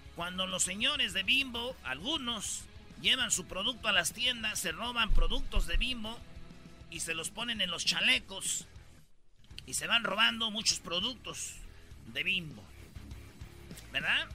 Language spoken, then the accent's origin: Spanish; Mexico; todos los que especialmente que somos de México